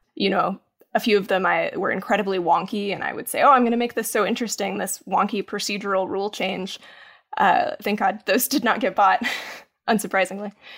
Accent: Maryville, Tennessee, United States; moved away; when I was growing up in Tennessee

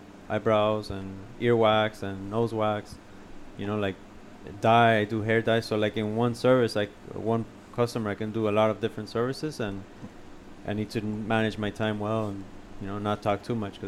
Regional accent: Hialeah Gardens, Florida, United States; also born or lived in Pembroke Pines, Florida / Coral Gables, Florida; I was born and raised in Hialeah Gardens.

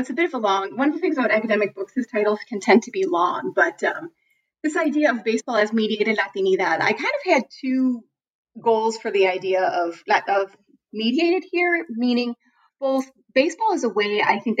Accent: Chicago, Illinois, United States; Oh, well, actually, I am from Chicago

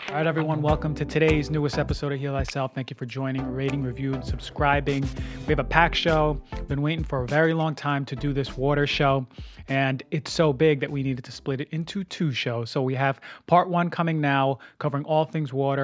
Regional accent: New Jersey, United States; also born or lived in Venice, Los Angeles; now in Los Angeles, United States; my hometown in New Jersey

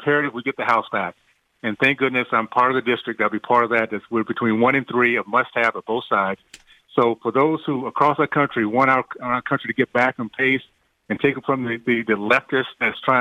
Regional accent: Deep South, United States; growing up in the Deep South in the 60s, days of segregation, KKK, I lived in a community

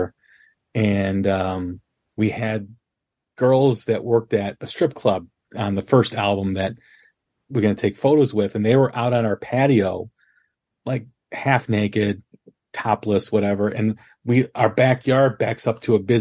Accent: Chicago, Illinois, United States; I'm from Chicagoland too

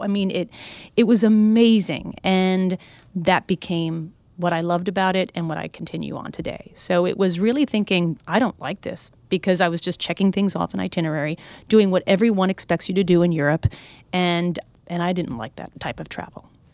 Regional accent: New Hampshire, United States; moved away as an adult; also born or lived in New York City; I grew up in New Hampshire.

